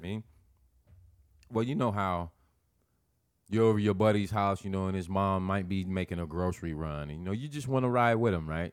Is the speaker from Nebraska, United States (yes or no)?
yes; Nebraska, United States; I'm from Nebraska, but I've never been on a farm.